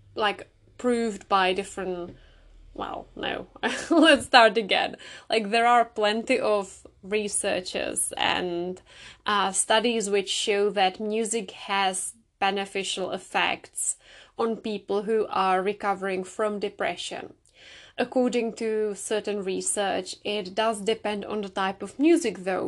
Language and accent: English; Czechia; moved away; I grew up in the Czech Republic